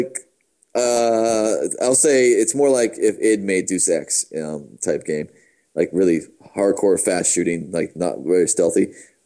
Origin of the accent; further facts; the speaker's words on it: Pittsburgh, Pennsylvania, United States; I'm from Pittsburgh.